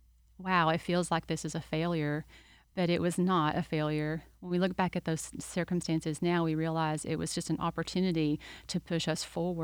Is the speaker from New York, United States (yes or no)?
no; Kentucky, United States; moved away as an adult; also born or lived in Lakeland, Florida; now in Winter Haven, United States; I'm originally from Kentucky. My husband and I both moved here originally to Lakeland and lived there for about 15 years.